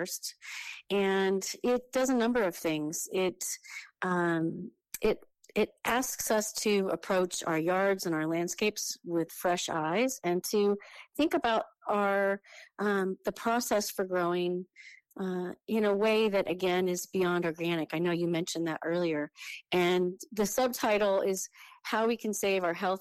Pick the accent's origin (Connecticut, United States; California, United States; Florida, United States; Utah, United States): California, United States; a county just south of the Oregon border; also born or lived in Sonoma County, California; I was born there, but we moved shortly after that to a county just south of the Oregon border, very close to where the Ewok scenes in Star Wars were filmed.